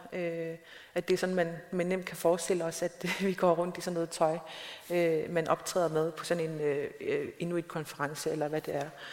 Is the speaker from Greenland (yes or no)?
yes; Nanortalik, Greenland; min hjemby, Nanokdalik, øh, som er den sydligste by i Grønland